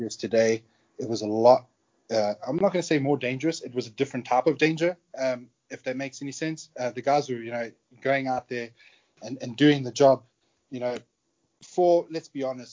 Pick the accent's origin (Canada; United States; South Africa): South Africa; accent: South African; moved away; also born or lived in United Kingdom; I'm a South African born British national. When I was around 20 years old, I decided to join the military in the UK